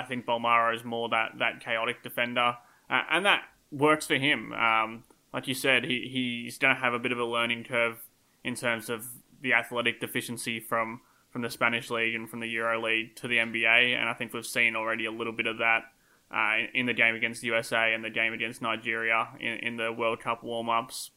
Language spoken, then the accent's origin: English; Australia; accent: Australian; my Australian accent